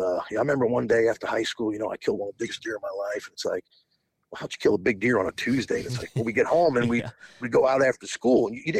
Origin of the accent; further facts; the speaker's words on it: Long Island, New York, United States; moved away as an adult; also born or lived in Northern Indiana; now in Indiana, United States; I actually grew up in New York. Okay. So I was born and raised on Long Island, which Long Island's not actually a city. You know, it's probably about 45 minutes to an hour from the city.